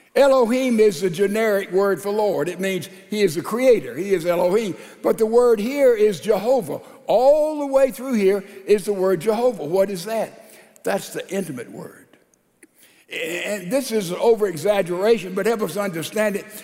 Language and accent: English; Laurel, Mississippi, United States; there's one in my hometown, Laurel, Mississippi